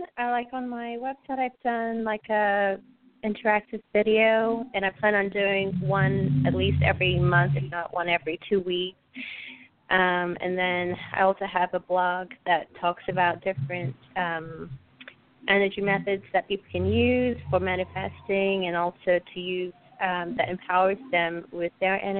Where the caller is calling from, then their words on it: Texas, United States; I'm calling from Texas.